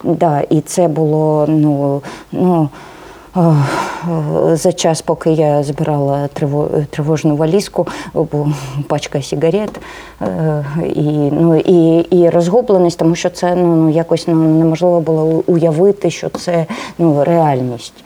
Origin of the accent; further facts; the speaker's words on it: Kramatorsk, Donetsk Oblast, Ukraine; first language Russian; Ukrainian is a second language; moved away; also born or lived in Dnipropetrovsk / Crimea; Ну я дійсно російськомовна, і я народилась в Краматорську. Потім був майже десь ну Дніпропетровськ, де я навчалась. Потім було 10 років. Я працювала в Криму.